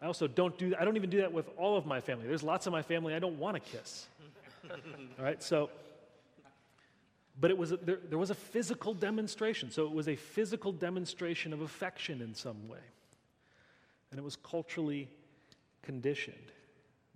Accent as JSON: {"language": "English", "country": "United States", "said": "I'm American"}